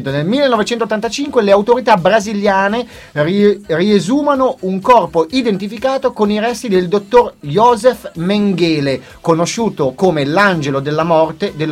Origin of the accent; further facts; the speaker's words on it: Urbino, Marche, Italy; Io di Urbino.